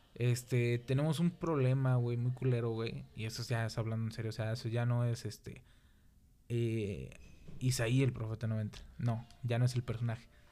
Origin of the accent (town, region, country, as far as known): Mexico